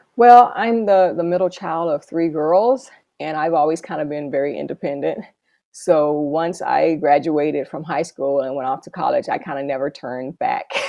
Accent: Dallas, Texas, United States; moved away as an adult; also born or lived in Los Angeles, California / Bridgetown, Barbados / San Juan, Puerto Rico; now in Kansas, United States; I'm originally from Dallas, Texas.

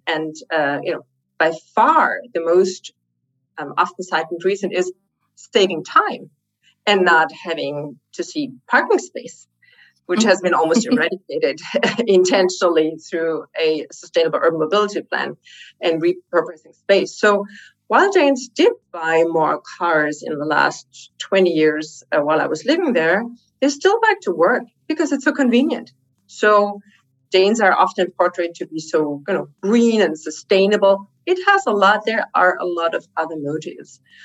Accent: Germany; Germany is my home country

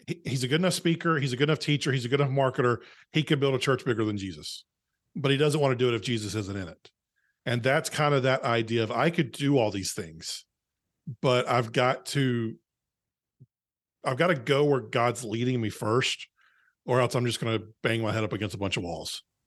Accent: North Carolina, United States; I grew up in a small town in North Carolina, uh, that no one's ever heard of.

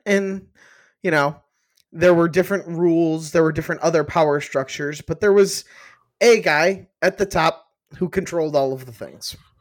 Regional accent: Cleveland, Ohio, United States; I grew up in Cleveland

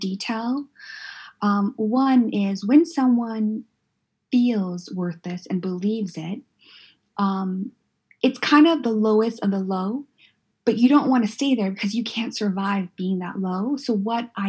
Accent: San Diego, California, United States; moved away; I grew up in Southeast San Diego

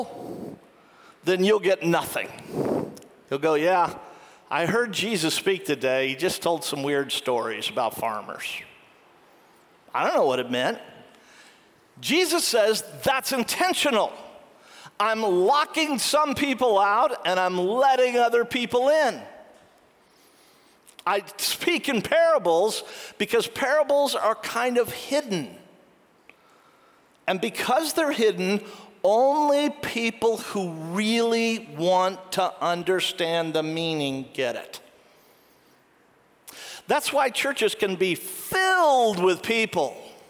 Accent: United States; I'm an American

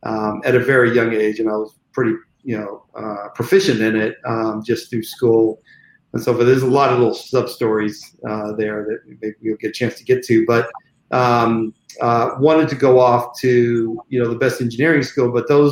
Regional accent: Corvallis, Oregon, United States; born there; Interesting enough, I was born in Corvallis, Oregon, which when I say that to people, they always, bat an eye. Like they can't believe Black folks are from Oregon.

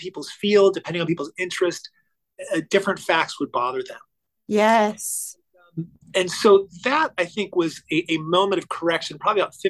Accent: Orange County, California, United States; I grew up in Orange County, California in the 1980s.

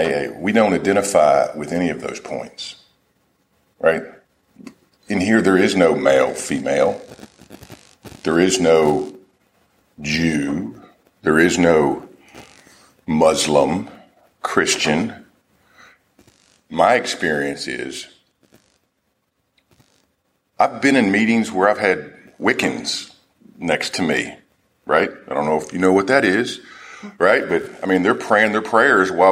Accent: Nashville, Tennessee, United States; Nashville is my hometown

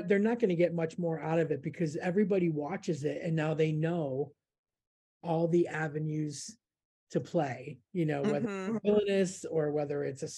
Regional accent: Florida, United States; moved away as an adult; now in United Kingdom; originally Florida

